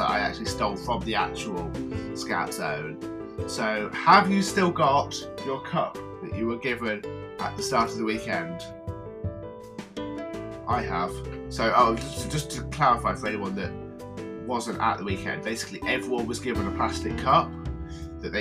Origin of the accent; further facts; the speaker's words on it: Midlands, United Kingdom; accent: Midlands; my Midlands accent